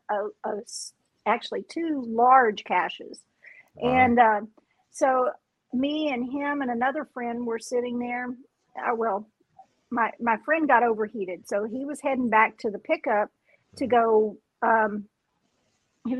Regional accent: West Texas, United States; I grew up in West Texas

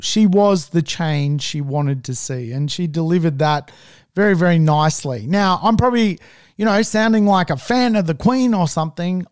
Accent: Australia; as an Australian

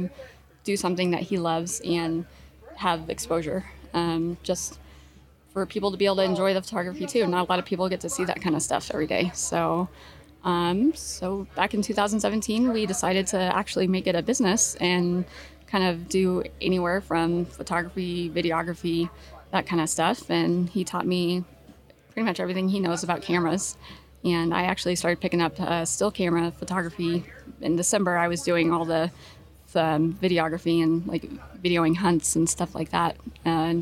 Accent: Texas, United States; moved away; also born or lived in Parker, Colorado; I grew up in Texas whole life

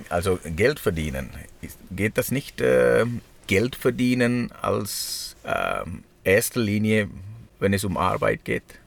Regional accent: Sri Lanka; German is a second language; now in Switzerland; ich komme aus Sri Lanka

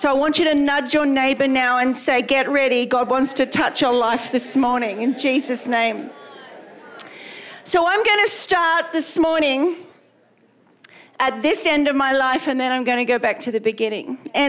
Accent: Australia; also born or lived in England; If you can't work out my accent, I'm Australian, and my husband and I went to England in 1991 to plant a church, and we were there 29 years.

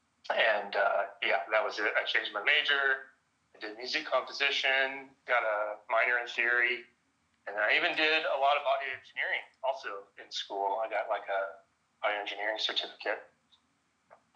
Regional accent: Dallas, Texas, United States; I'm from Dallas, Texas. Pretty much been here my whole life

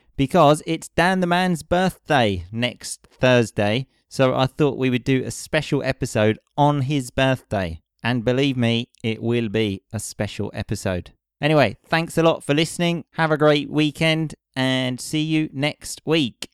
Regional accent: Essex, East of England, United Kingdom; I'm from Essex.

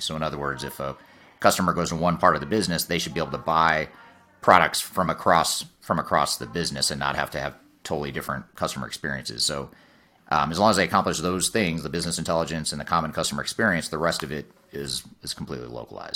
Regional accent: United States; as an American

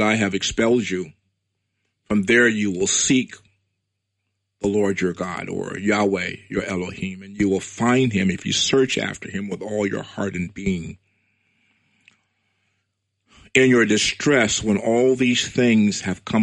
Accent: United States; I'm proud to be an African-American Hebrew. I was born in America. My heritage is from Nigeria.

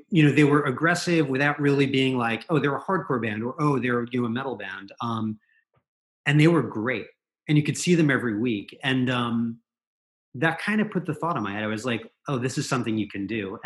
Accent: New Jersey, United States; moved away as an adult; I grew up in New Jersey

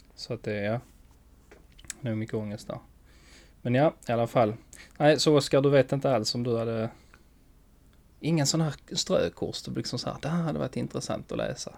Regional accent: Skåne, Sweden; accent: Skånska; min skånska

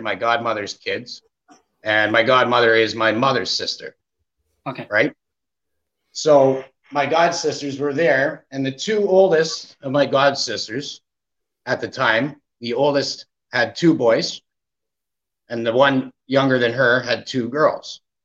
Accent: Canada; being Canada, uh, Canadian kid, right? Growing up in Canada, right? My whole life here

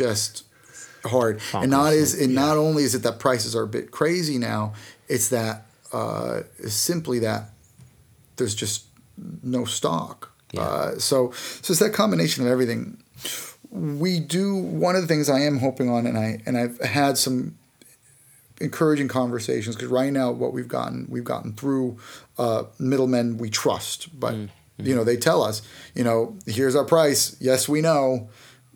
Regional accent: United States; accent: American; now in United Kingdom; my American accent

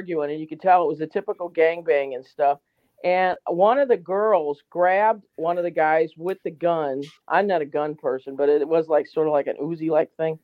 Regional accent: St. Louis, Missouri, United States; also born or lived in Kansas City; I'm from St. Louis, but I did live some time in Kansas City

